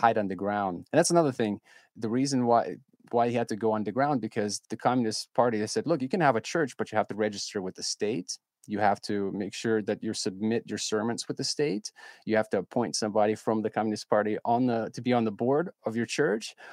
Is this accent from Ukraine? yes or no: yes; Ukraine; moved away